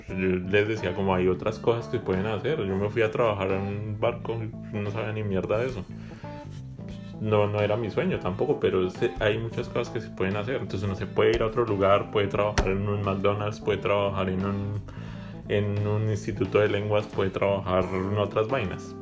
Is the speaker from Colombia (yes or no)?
yes; Bogotá, Colombia; now in Canada; Yo siempre voy a ser de Bogotá